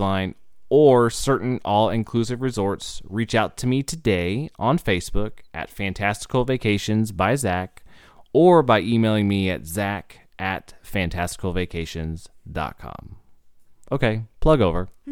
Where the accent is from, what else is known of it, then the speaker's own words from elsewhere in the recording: Indiana, United States; I was also born and raised in Indiana